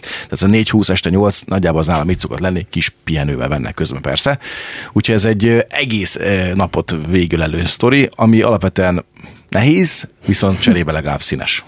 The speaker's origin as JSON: {"language": "Hungarian", "town": "Zsombó", "region": "Csongrád-Csanád", "country": "Hungary", "tie": "born or raised there", "moved": "as an adult", "lives_now": "Deszk, Hungary", "said": "én Zsombóról származom, én ott nőttem föl"}